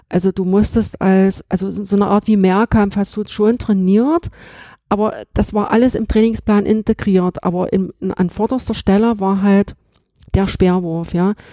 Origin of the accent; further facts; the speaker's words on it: Halle, Saxony-Anhalt, Germany; born or raised there